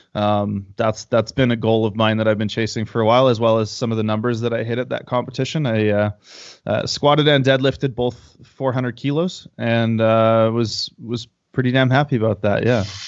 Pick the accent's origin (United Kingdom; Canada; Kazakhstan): Canada; now in Calgary, Canada; I'm a Canadian powerlifter and powerlifting coach